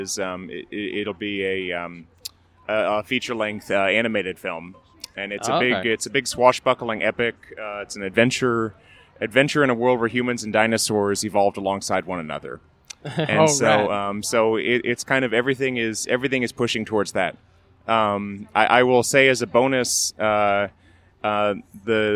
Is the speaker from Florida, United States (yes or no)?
no; Oklahoma, United States; growing up in Oklahoma